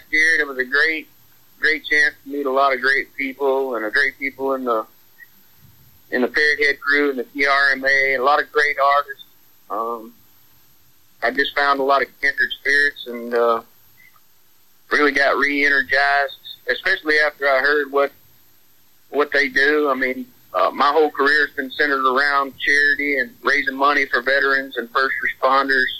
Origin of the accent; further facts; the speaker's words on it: Texas, United States; also born or lived in Conroe, Texas; I came back home here to Texas